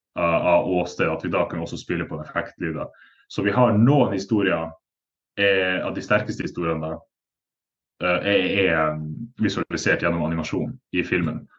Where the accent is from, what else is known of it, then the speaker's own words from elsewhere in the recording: Northern Norway, Norway; Nå er jeg nordlending sjøl